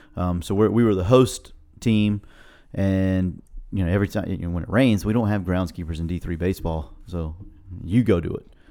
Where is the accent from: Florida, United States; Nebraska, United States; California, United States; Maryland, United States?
Florida, United States; I was from Florida